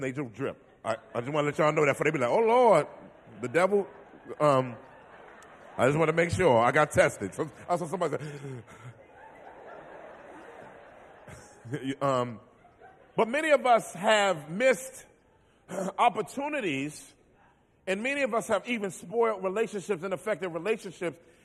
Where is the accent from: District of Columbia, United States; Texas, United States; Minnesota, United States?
District of Columbia, United States; Washington; now in Philadelphia, United States; I am originally from Washington, D.C., I live in Philly now